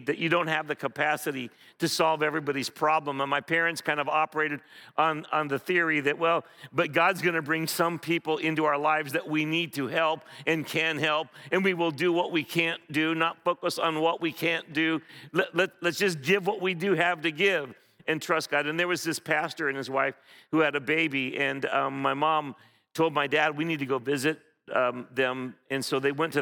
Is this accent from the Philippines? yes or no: yes; Philippines; moved away; I remember very vividly growing up in the Philippines